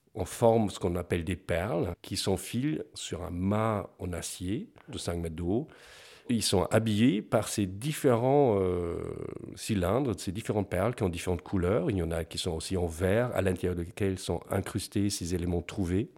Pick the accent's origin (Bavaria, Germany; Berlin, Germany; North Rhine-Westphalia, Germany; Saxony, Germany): Bavaria, Germany; moved away; Je viens du, sud de l'Allemagne, de la Bavière, ou dans les villages.